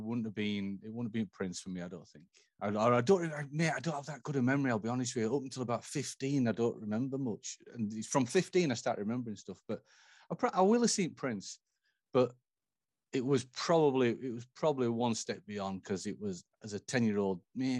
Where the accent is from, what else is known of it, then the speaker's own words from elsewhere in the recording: England, United Kingdom; now in United States; Hey, I do have a passport. I do have a passport. But Black Friday, 2 p.m., I'm all English again.